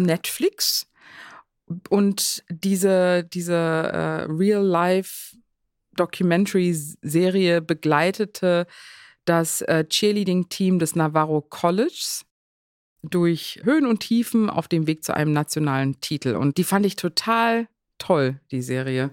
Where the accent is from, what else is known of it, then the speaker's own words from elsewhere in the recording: South Africa; now in Germany; ich bin ja selber in Südafrika zur Schule gegangen